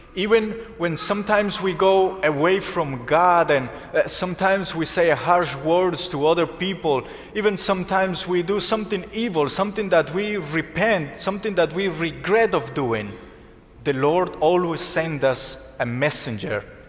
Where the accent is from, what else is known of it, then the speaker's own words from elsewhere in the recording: Colombia; moved away; I'm from Colombia